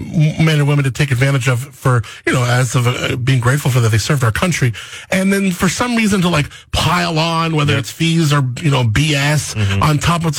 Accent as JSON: {"language": "English", "region": "Southern California", "country": "United States", "tie": "born or raised there", "said": "Yeah, I was born in Southern California"}